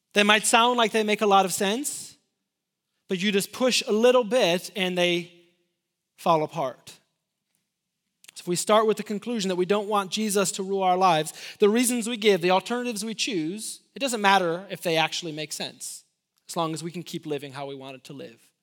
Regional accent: Illinois, United States; moved away; also born or lived in Lubbock, Texas; I'm from Illinois

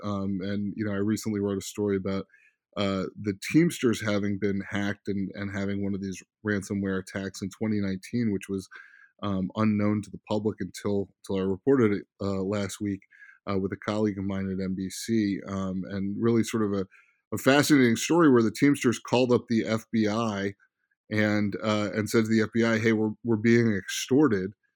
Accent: Silver Spring, Maryland, United States; also born or lived in Bethesda, Maryland; I grew up partially in Silver Spring, Maryland, partially in Bethesda, Maryland, particularly in Silver Spring.

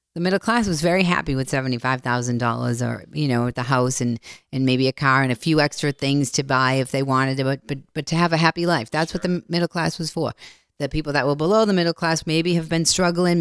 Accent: Boston, Massachusetts, United States; I'm from Boston.

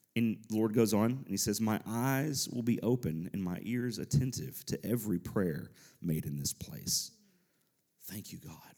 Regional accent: Nashville, Tennessee, United States; we're from the Nashville area.

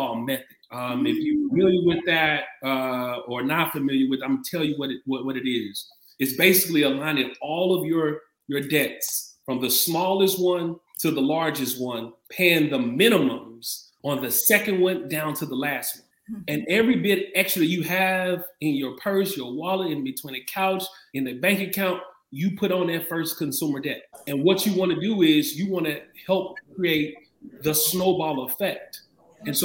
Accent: St. Louis, Missouri, United States; I'm originally from St. Louis, born and raised

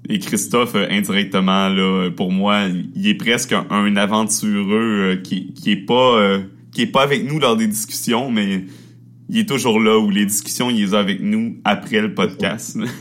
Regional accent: Quebec, Canada; accent: Québécois; on, accepte et on assume notre accent québécois euh, totalement

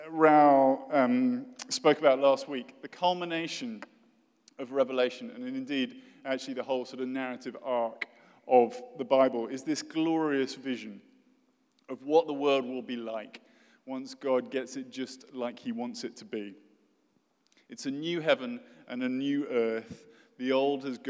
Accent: United Kingdom; accent: posh British; British people say, which is me

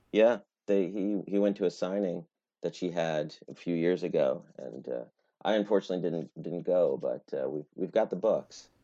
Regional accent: Albany, New York, United States; now in Maine, United States; I'm from Albany

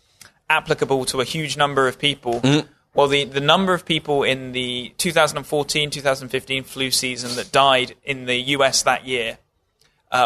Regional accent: Bashley, South East England, United Kingdom; my hometown's pitch in my small town in England. It was done against Bashley FC.

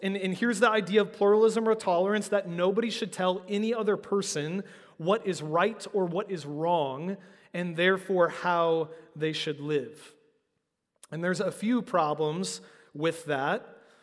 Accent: United States; particularly as American Christians

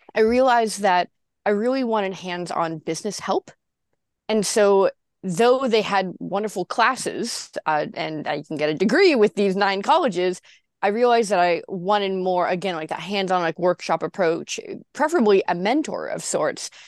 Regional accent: Santa Cruz, California, United States; born or raised there

